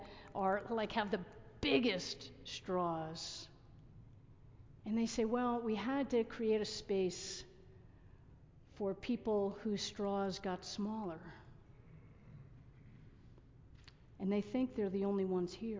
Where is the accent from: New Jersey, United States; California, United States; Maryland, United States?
New Jersey, United States; also born or lived in Massachusetts; I grew up in New Jersey